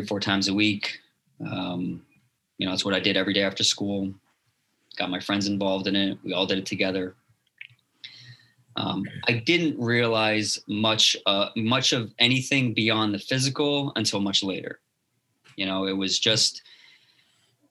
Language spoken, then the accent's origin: English; Teaneck, New Jersey, United States; I grew up in Teaneck, New Jersey